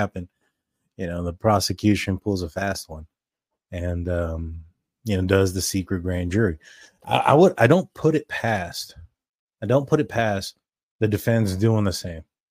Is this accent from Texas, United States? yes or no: yes; Texas, United States; We're from Texas